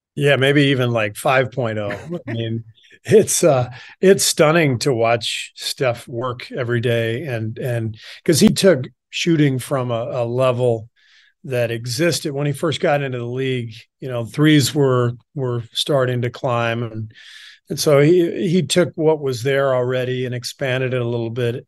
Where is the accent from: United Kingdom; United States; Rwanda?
United States; Los Angeles, California; also born or lived in Beirut, Lebanon / Cairo, Egypt / France; we moved to L A when I was pretty young, like two years old, 'cause my dad took a job at U C L A as a professor. So, most of my childhood was spent in L